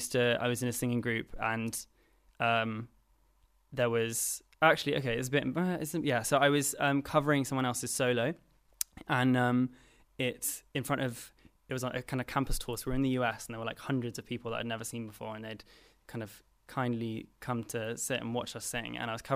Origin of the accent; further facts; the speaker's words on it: London, United Kingdom; I am from London, yeah.